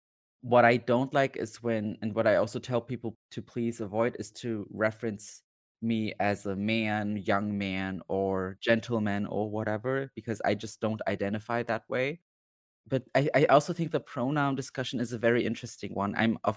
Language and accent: English; Berlin, Germany; I was born and raised in Berlin. I have Turkish roots, so my family is from Turkey. I identify as very queer, as very non-binary.